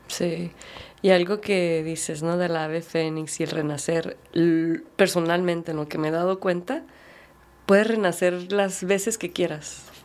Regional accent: United States; crecí como en, Estados Unidos, como minoría, como latina y mexicana

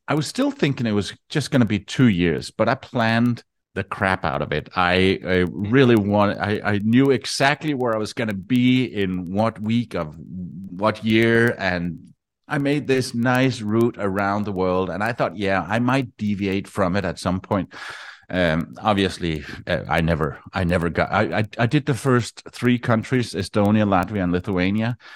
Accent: Denmark; moved away as an adult; I am from Denmark

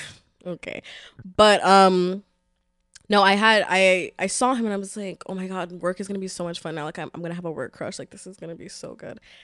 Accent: New York City, New York, United States; I'm from the Bronx

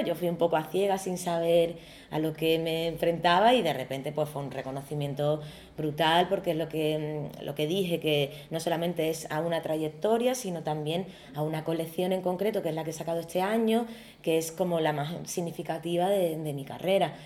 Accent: Algeciras, Andalusia, Spain; moved away as an adult; also born or lived in Madrid; soy diseñadora andaluza, eh, gaditana y en concreto algecireña

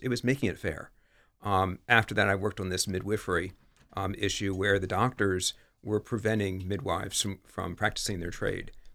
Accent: Bel Air, Maryland, United States; moved away as an adult; also born or lived in West Chester / Washington, D.C. area; now in Newark, United States; I grew up in Bel Air, Maryland.

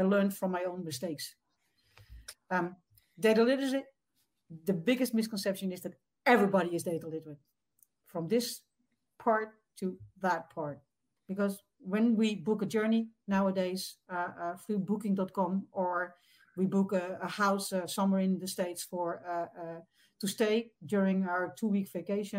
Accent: Netherlands; from the Netherlands, across the ocean, way across

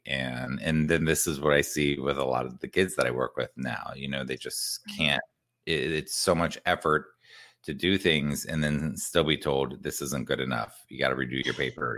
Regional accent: Columbus, Ohio, United States; I grew up in Columbus, Ohio

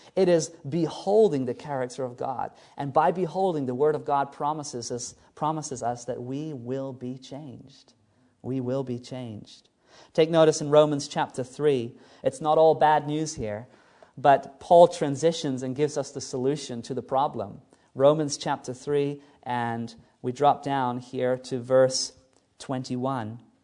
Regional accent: New Zealand; moved away; New Zealand, which is basically my home country where I was born

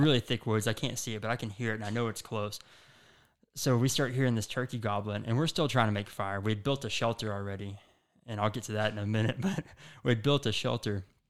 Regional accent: Chico, Texas, United States; also born or lived in Denton, Texas; I grew up in Chico, Texas, which is a really small, um, you know, kinda country town

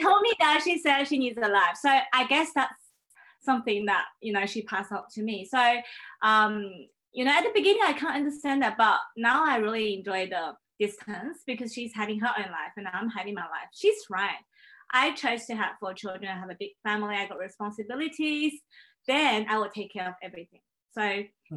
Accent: Shanghai, China; English is a second language; also born or lived in Paris, France; now in Brisbane, Australia; I was born in China

